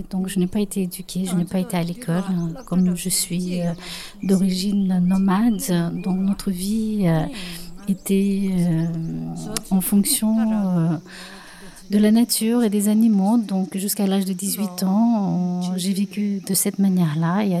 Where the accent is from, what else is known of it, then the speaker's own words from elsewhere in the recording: Tibet, China; moved away as an adult; now in Belgium; je viens du Tibet. J'ai 48 ans. J'ai passé 12 ans en prison. J'ai été arrêtée à l'âge de 19 ans.